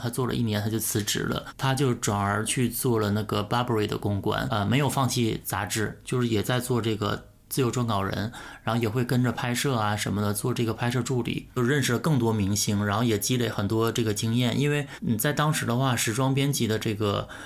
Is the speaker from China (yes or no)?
yes; Northeast China, China; moved away as an adult; also born or lived in Beijing / Shanghai; 我作为东北人